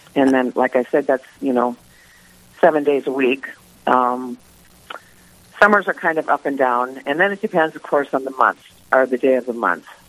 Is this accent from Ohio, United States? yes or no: no; Mandan, North Dakota, United States; moved away as an adult; also born or lived in Southern California / Bismarck, North Dakota; I am originally from Mandan, North Dakota. And I was born August 15th, 1956. And I lived in Mandan until the age of 23.